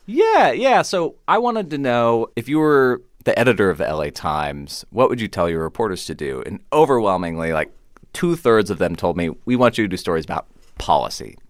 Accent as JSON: {"language": "English", "town": "Kansas City", "region": "Missouri", "country": "United States", "said": "I'm from Kansas City, Missouri, which is known for its barbecue"}